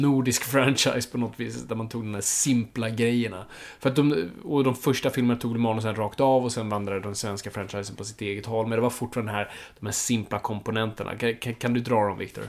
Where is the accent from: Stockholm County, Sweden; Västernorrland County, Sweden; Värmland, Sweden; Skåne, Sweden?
Stockholm County, Sweden; Stockholm; jag är uppvuxen i Stockholm, jag är innerstadskid på så vis